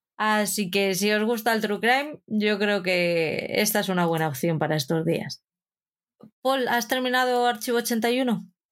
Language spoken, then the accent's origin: Spanish; Madrid, Community of Madrid, Spain; como buena madrileña